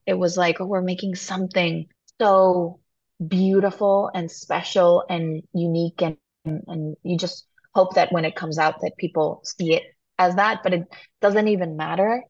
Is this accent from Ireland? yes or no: no; Mexico; I'm from Mexico, you know, like the heat is my like my natural habitat